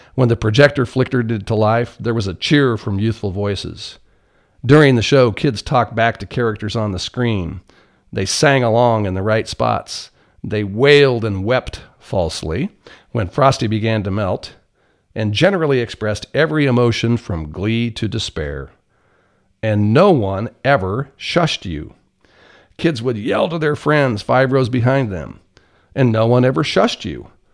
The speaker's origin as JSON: {"language": "English", "town": "Blue Rapids", "region": "Kansas", "country": "United States", "tie": "born or raised there", "moved": "yes", "said": "Blue Rapids, my hometown"}